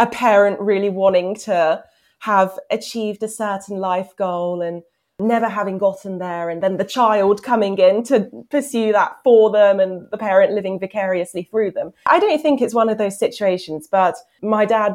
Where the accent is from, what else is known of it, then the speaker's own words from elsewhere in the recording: Hertfordshire, East of England, United Kingdom; So I'm actually from Hertfordshire, but very close to London.